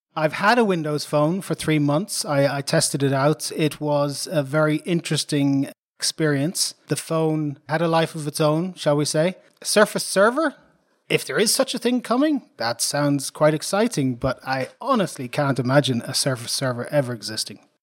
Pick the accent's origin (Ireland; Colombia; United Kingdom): Ireland; Dublin, Leinster; moved away as an adult; now in Sweden; I'm an Irish guy, so I was born in Dublin. Ireland, nineteen sixty-six